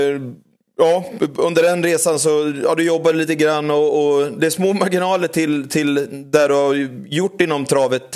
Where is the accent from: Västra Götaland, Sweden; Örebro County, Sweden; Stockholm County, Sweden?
Örebro County, Sweden; Örebro; min pappa var, var huvudstarter på Örebrotravet och så föddes jag in i travet